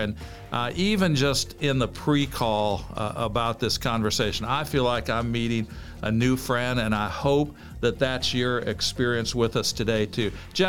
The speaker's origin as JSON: {"language": "English", "region": "Illinois", "country": "United States", "tie": "born or raised there", "said": "Iowa is a big part of my roots. I grew up in Illinois, which is obviously a neighboring state, but both sets of my grandparents were Iowans"}